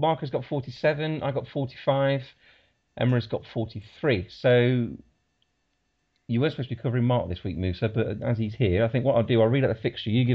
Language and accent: English; Leicester, East Midlands, United Kingdom; accent: Leicester; my Leicester accent